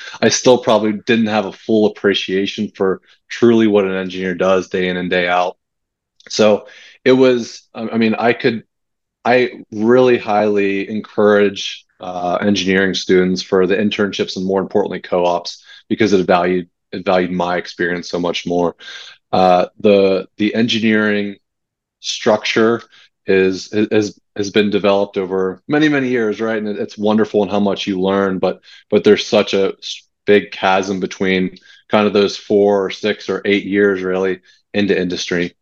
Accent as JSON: {"language": "English", "town": "New Castle", "region": "Pennsylvania", "country": "United States", "tie": "born or raised there", "said": "I grew up in Newcastle, Pennsylvania, a small town between Pittsburgh and Erie"}